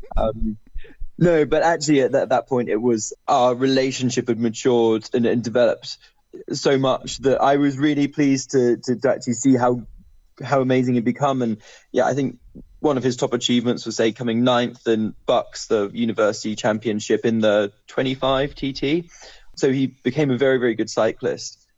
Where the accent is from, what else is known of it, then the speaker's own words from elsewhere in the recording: Bristol, South West England, United Kingdom; I'm from Bristol